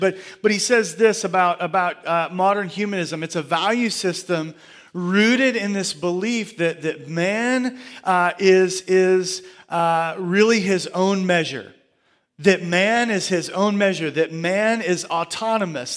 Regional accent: Surfside Beach, Gulf Coast, Texas, United States; as a kid, uh, growing up on, uh, the coast, I, I grew up swimming in the Gulf of Mexico at, at Surfside Beach.

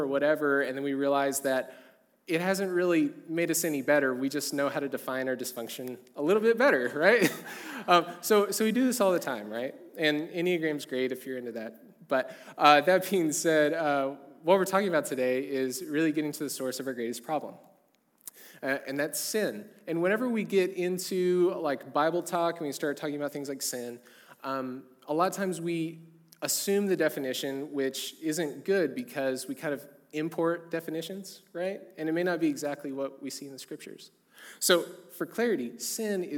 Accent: a small town in southern Oklahoma, United States; now in Edmond, United States; I'm from a small town in southern Oklahoma where it's really common to own a decent amount of cattle, and my parents were certainly in that crew. We, like, had 60 to 100 head of cattle, like, at any given time my entire life

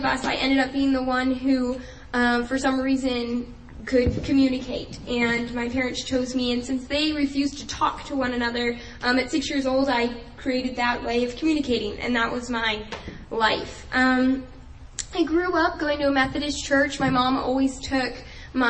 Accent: New Jersey, United States; moved away as an adult; I am originally from New Jersey, so I lived there all my life before coming to college here.

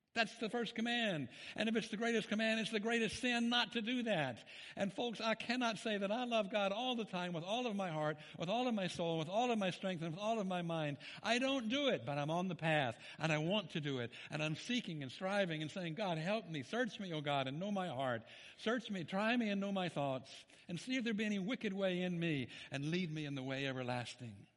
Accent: Memphis, Tennessee, United States; I'm from Memphis, Tennessee

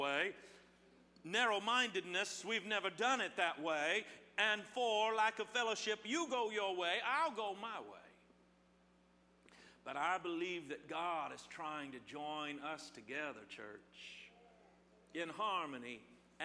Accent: Midwest, United States; now in Southern California, United States; I grew up in the Midwest

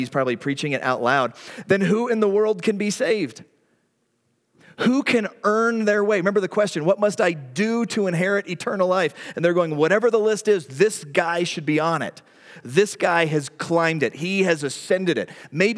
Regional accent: the Bible Belt, United States; like I grew up in the Bible Belt in the 80s

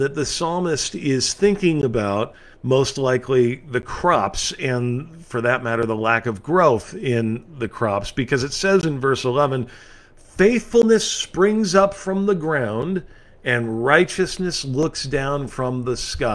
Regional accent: California, United States; my home state in California

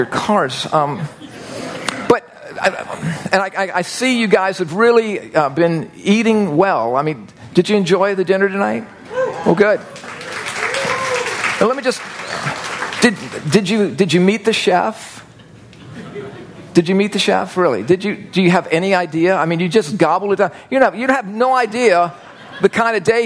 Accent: United States; I'm growing up in the United States of America

